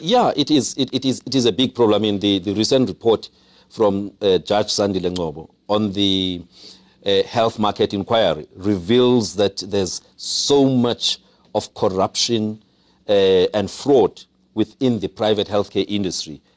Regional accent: Mthatha, Eastern Cape, South Africa; also born or lived in Pondoland, Eastern Cape; I grew up in Umtata

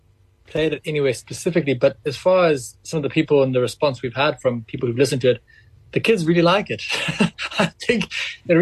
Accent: Zimbabwe; we grew up in Zimbabwe, very multiracial

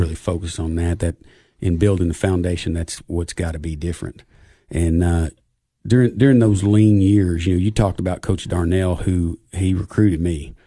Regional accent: Cookeville, Tennessee, United States; me growing up in Cookville

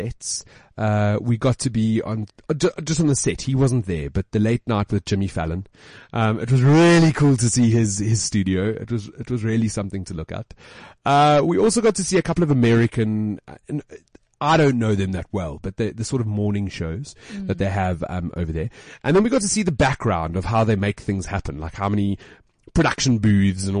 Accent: South Africa; I'm from South Africa

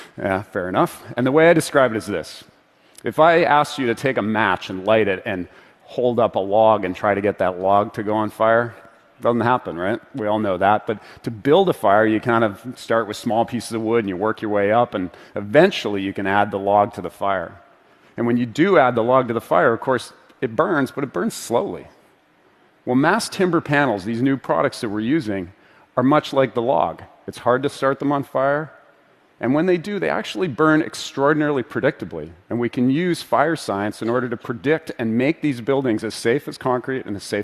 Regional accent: Vancouver, British Columbia, Canada; my hometown of Vancouver

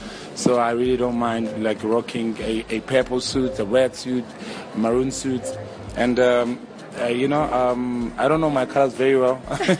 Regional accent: Durban, KwaZulu-Natal, South Africa; I come from Durban

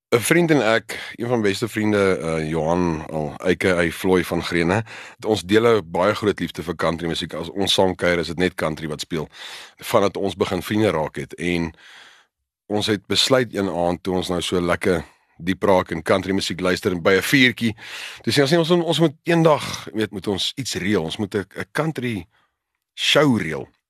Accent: South Africa; Ons as Afrikaners

